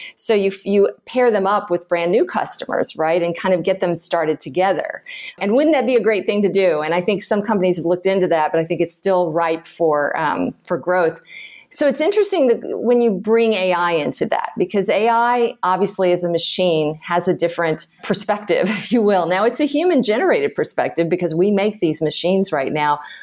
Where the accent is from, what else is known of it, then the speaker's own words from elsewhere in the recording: Houston, Texas, United States; moved away as an adult; also born or lived in San Francisco / Chicago / Boston / Austin; I grew up in Houston, Texas